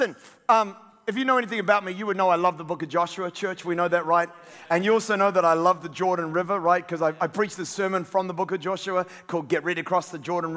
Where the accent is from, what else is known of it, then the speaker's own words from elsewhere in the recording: New Zealand; I'm a New Zealander